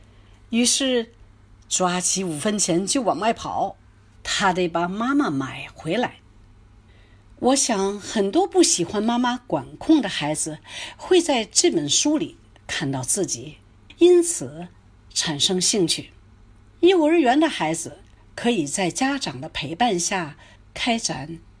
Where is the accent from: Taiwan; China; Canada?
Canada; 来自加拿大的英语教学专家、儿童文学作家